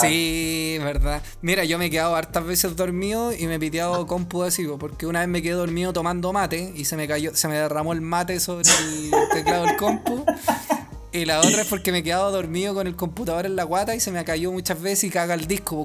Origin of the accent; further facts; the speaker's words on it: Santiago, Santiago Metropolitan Region, Chile; yo soy más santiaguino que la chucha